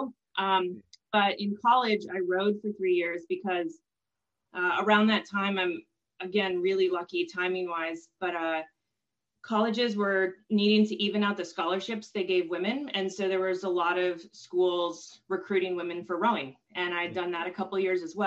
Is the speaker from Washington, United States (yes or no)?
yes; Washington, United States; moved away as an adult; We grew up in Washington State